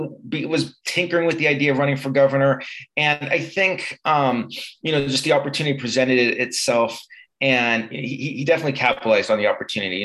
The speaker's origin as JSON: {"language": "English", "town": "Concord", "region": "California", "country": "United States", "tie": "born or raised there", "said": "I grew up in the Concord area"}